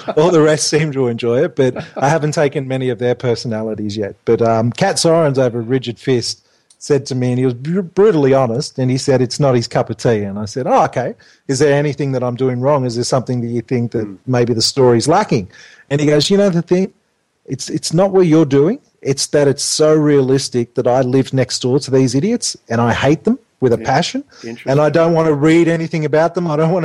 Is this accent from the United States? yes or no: no; Australia; we're very Australian.